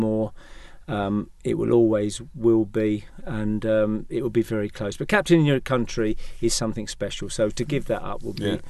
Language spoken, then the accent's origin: English; Leytonstone, London, United Kingdom; I was born in 1953. My father was from Plaistow. I was born in Leytonstone, James Lane, Leytonstone, which is quite close to Leyton Orient's ground. And I went to school, both schools in Leyton.